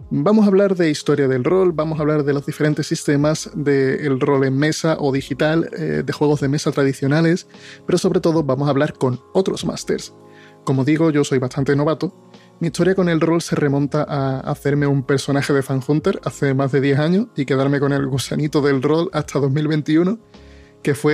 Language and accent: Spanish; Andalusia, Spain; also born or lived in Dominican Republic; soy dominicano o español, o dominiñol o españicano, no está muy claro aún, pero que soy 50% dominicano, 50% español, muy andaluz y 100% crisis de identidad